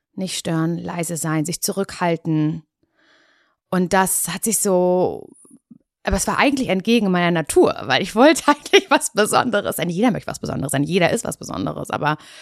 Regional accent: Parchim, Mecklenburg-Vorpommern, Germany; moved away as an adult; also born or lived in Berlin; Ich komme ja aus Parchim. Ich bin ja. auch wieder zurück nach Parchim gezogen.

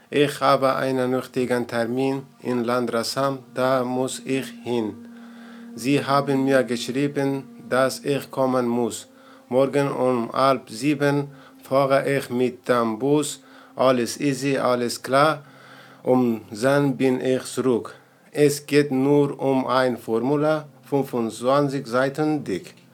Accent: Afghanistan; ich komme aus Afghanistan.

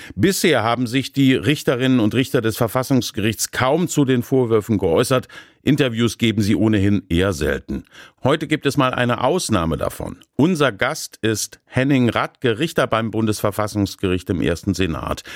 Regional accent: Baden-Baden, Baden-Württemberg, Germany; in meiner Heimatstadt Baden-Baden

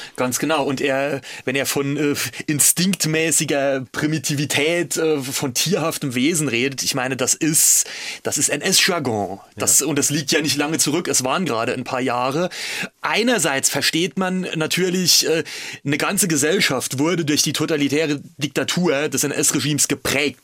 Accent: Altenglan, Rhineland-Palatinate, Germany; Ich stamme aus der Westpfalz

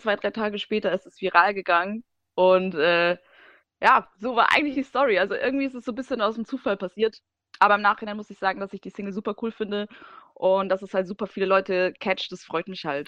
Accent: Germany; also born or lived in Siberia; ich bin schon in Deutschland aufgewachsen

